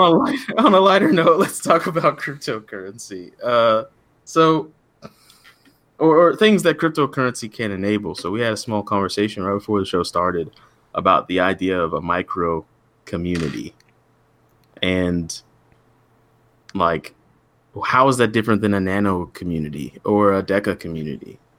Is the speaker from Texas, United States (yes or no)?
yes; Texas, United States; I'm from Texas